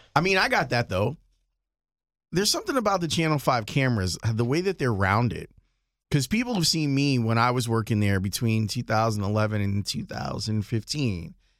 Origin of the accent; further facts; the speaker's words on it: Chicago, Illinois, United States; I'm from Chicago.